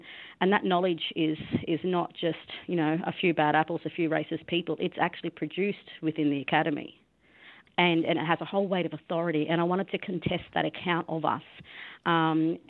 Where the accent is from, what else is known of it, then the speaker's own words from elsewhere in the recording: Yuggera country, Queensland, Australia; I was born and raised on Yuggera country